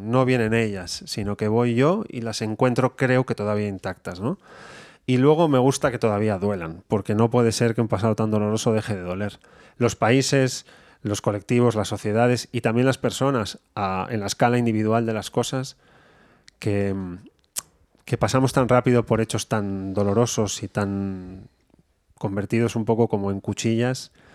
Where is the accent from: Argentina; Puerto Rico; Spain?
Spain; Bilbao, Basque Country; soy de Bilbao